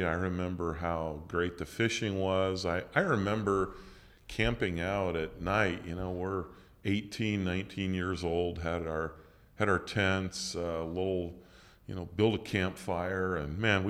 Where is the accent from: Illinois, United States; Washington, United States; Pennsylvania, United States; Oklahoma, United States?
Illinois, United States; I think I did have the sense, not because of any maturity, but because of growing up in Central Illinois.